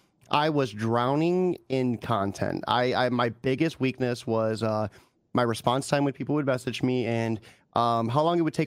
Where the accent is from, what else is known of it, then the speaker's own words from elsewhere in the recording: Ohio, United States; I'm from Ohio